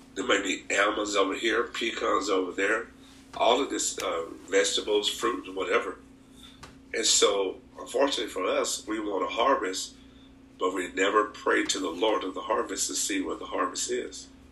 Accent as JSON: {"language": "English", "town": "Anniston", "region": "Alabama", "country": "United States", "tie": "born or raised there", "moved": "as an adult", "lives_now": "Merced, United States", "said": "I'm from Anniston, Alabama, um, from a rural part of the town, and we were, we were actually not poor"}